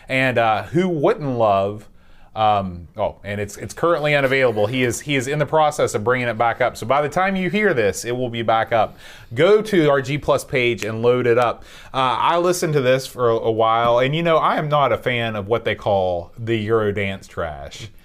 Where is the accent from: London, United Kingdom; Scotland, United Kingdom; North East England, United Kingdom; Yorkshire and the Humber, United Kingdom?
Yorkshire and the Humber, United Kingdom; Sheffield; moved away; the Steel City. my hometown in England